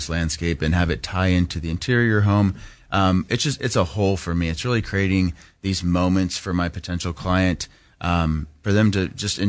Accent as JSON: {"language": "English", "town": "Palm Desert", "region": "California", "country": "United States", "tie": "born or raised there", "also_born_or_lived": "Laguna Beach / Cabo San Lucas", "said": "Yeah, I was born in Laguna Beach. Born in Laguna, we bounced around. We actually lived in Cabo San Lucas for 2 years, like 94 to 96. Yeah. And then landed in, and my dad got transferred, and we landed in the Coachella Valley, Palm Springs area."}